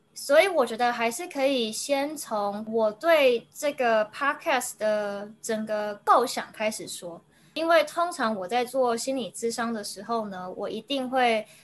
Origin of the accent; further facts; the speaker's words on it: Taiwan; moved away as an adult; also born or lived in United States; 我身为一个台湾人的文化和生长背景